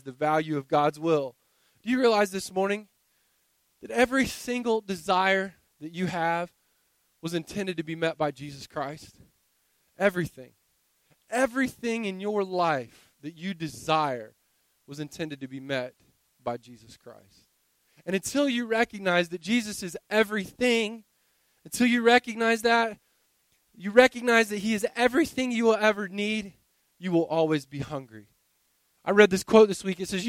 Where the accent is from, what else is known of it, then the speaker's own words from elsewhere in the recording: the South, United States; I grew up in the South